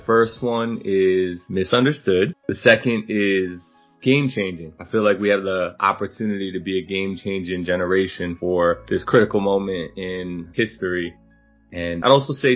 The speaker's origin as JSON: {"language": "English", "town": "Teaneck", "region": "New Jersey", "country": "United States", "tie": "born or raised there", "said": "I was born in Teaneck, New Jersey, so homegrown in Jersey"}